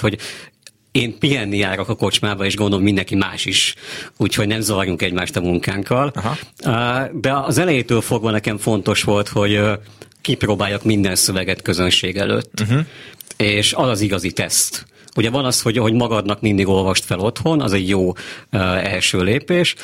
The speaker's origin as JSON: {"language": "Hungarian", "town": "Székesfehérvár", "region": "Fejér", "country": "Hungary", "tie": "born or raised there", "also_born_or_lived": "Pécs", "said": "valóban Székesfehérváron születtem, ott jártam minden iskolámat, egy kis pécsi kitérőt leszámítva, és azóta is ott élek"}